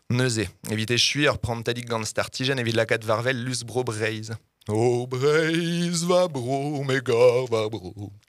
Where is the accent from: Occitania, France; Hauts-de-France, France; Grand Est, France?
Grand Est, France; born there; moi je suis né dans la Meuse en plus